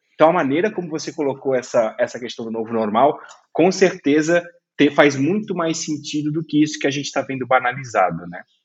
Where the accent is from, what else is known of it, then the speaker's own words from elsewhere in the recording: Brusque, Santa Catarina, Brazil; eu sou de Brusque